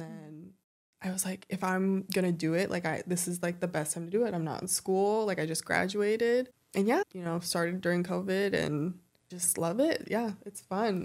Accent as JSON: {"language": "English", "area": "Ventura County", "region": "California", "country": "United States", "tie": "born or raised there", "also_born_or_lived": "Los Angeles", "said": "I'm from, uh, Ventura County"}